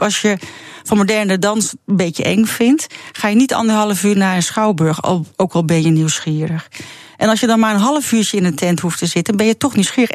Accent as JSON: {"language": "Dutch", "country": "Netherlands", "said": "als echte Nederlander"}